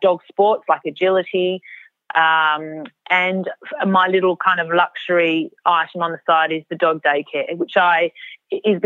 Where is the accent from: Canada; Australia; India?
Australia; Albany, Western Australia; I grew up in Albany on a semi-rural property.